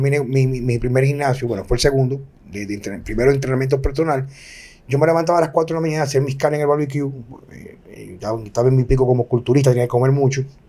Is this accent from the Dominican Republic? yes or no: yes; Dominican Republic; yo elijo vivir en mi país